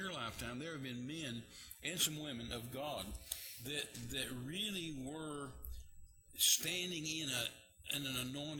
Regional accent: West Texas, United States; also born or lived in Mexico; I was a missionary in Mexico, and I was from West Texas

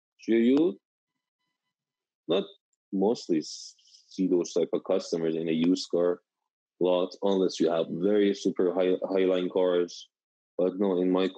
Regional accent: Tehran, Tehran Province, Iran; English is a second language; moved away as an adult; now in Sacramento, United States; I'm from like Tehran, which is the capital of Iran, a big city

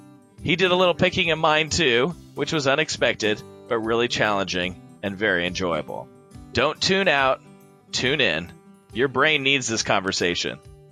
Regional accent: Los Angeles, California, United States; moved away as an adult; now in Atlanta, United States; I'm from Los Angeles, but I moved to Atlanta 6 years ago.

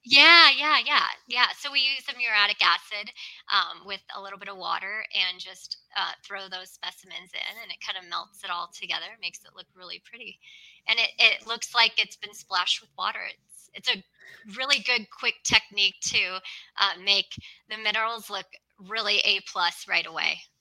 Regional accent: Los Angeles, California, United States; moved away; also born or lived in Arizona / Nevada / Utah; I'm originally from Los Angeles

